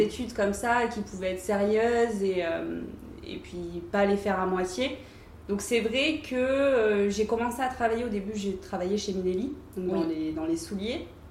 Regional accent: Antibes, Provence-Alpes-Côte d'Azur, France; also born or lived in Paris; now in Cannes, France; quand j'étais plus jeune et que j'habitais à Antibes, donc chez ma mère

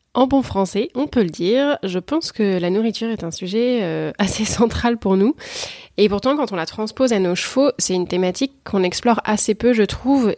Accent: France; en tant que Français

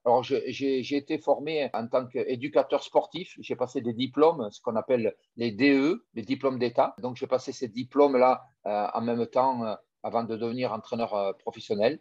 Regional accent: Tarbes, Occitania, France; moved away; also born or lived in Toulon; je suis natif de Tarbes

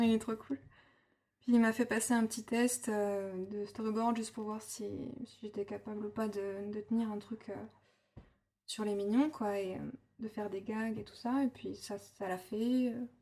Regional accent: Burgundy, Bourgogne-Franche-Comté, France; moved away; also born or lived in Angoulême; j'ai grandi euh, en Bourgogne, euh, dans une ancienne ferme dans laquelle je suis née aussi

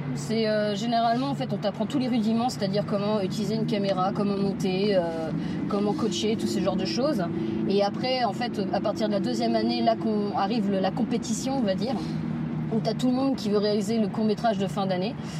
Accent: Paris, Île-de-France, France; j'ai grandi dans le 4e arrondissement de Paris, dans le Marais

